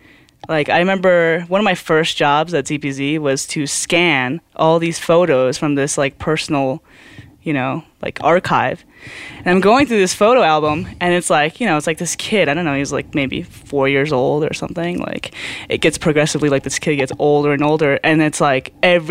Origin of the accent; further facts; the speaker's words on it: New York City, New York, United States; I grew up in New York. It's like, I'd never seen a moose, like someone holding a moose like that, or like, you know, like deer hanging.